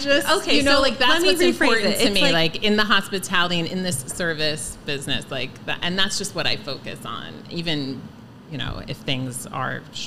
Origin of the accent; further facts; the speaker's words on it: Miller Place, New York, United States; I grew up in Miller Place